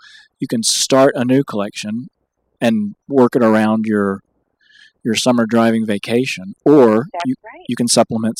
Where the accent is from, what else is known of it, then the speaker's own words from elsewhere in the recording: Texas, United States; I grew up in Texas